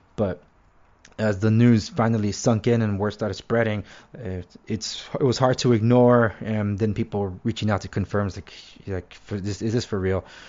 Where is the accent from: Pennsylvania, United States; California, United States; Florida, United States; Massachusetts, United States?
California, United States; Los Angeles; now in Orange County, United States; even though I live in Orange County, I was born and raised in Los Angeles